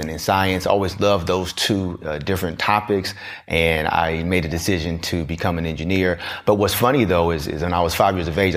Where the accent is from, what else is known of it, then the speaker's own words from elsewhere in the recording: Southern California, United States; carefree type of child growing up in SoCal